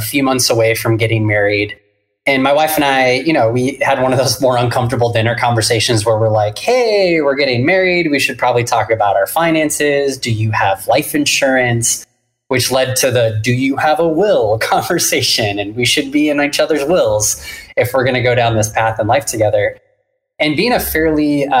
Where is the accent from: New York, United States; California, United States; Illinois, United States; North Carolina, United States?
California, United States; Orange County, Southern; also born or lived in San Diego; I am born and raised in Southern California. I grew up in Orange County